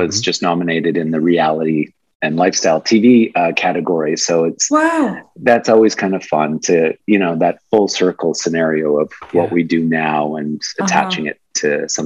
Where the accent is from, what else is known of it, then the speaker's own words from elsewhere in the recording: Yorkton, Saskatchewan, Canada; now in Toronto, Canada; I grew up in Saskatchewan in a very Ukrainian Polish little city called Yorkton.